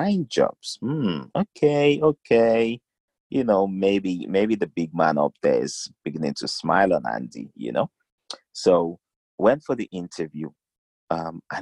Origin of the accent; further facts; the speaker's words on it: South West, Nigeria; also born or lived in South Wales / Cardiff / Newport / Plymouth; So we went back to Nigeria. Southwestern part of Nigeria, to be precise. Finished up the rest of my primary school, went to high school there